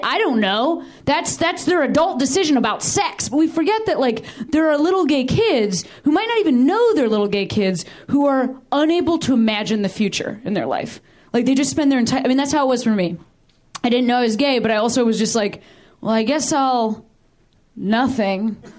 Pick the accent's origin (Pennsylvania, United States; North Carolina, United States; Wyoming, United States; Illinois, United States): Illinois, United States; my home state of Illinois